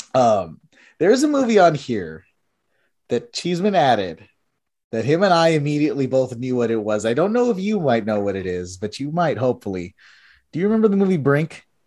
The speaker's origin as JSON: {"language": "English", "region": "Texas", "country": "United States", "said": "I'm from Texas."}